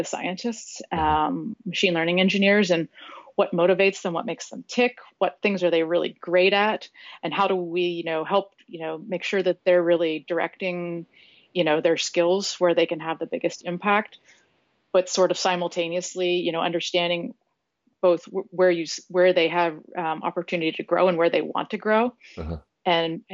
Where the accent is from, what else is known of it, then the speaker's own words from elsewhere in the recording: San Diego, California, United States; San Diego and share in the city that I live in and love